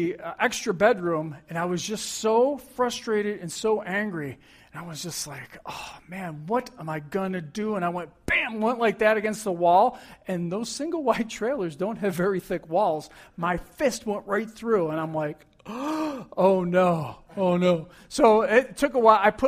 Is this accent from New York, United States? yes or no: yes; Buffalo, New York, United States; as a teenager growing up in Buffalo, New York